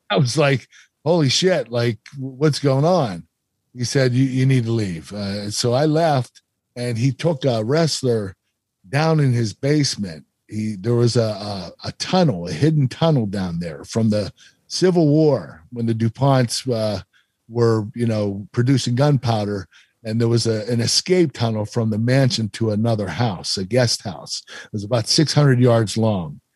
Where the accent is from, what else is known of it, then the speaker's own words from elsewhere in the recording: Pennsylvania, United States; I was from Pennsylvania